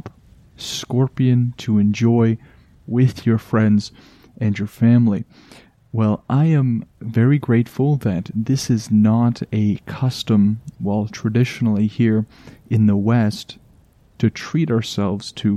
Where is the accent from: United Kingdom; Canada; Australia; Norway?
Canada; I am just a Canadian in my little bubble of always cold